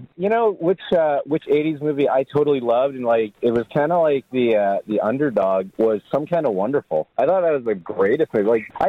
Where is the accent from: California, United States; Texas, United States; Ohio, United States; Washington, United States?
California, United States; Danville; I grew up in the East Bay in Danville